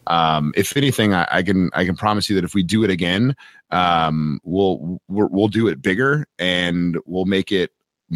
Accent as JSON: {"language": "English", "country": "United States"}